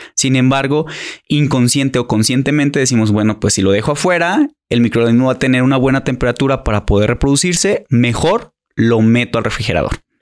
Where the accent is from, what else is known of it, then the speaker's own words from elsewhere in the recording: Mexico; como buenos mexicanos, mexicanos